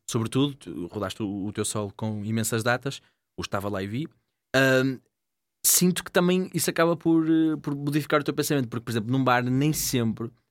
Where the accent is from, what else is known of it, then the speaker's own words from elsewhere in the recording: Gondomar, Norte, Portugal; em Gondomar, minha terra